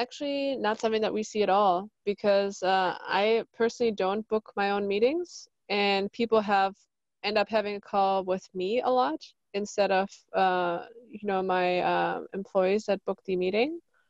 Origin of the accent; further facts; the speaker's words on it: Germany; now in Laguna Beach, United States; From Germany.